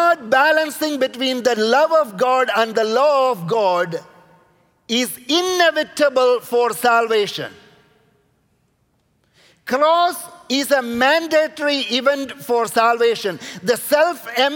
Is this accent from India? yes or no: yes; India; I'm coming from India